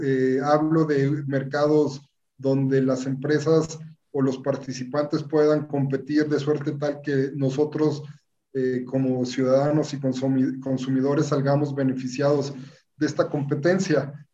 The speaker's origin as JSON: {"language": "Spanish", "country": "Mexico", "said": "somos todos los mexicanos"}